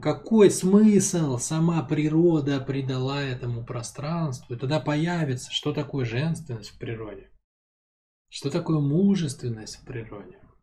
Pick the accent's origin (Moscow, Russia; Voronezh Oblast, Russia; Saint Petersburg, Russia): Saint Petersburg, Russia; я, в принципе, городской ребенок, я родился там в Ленинграде, да, мама с папой у меня оба из Ленинграда, то есть я такой потомственный городской ребенок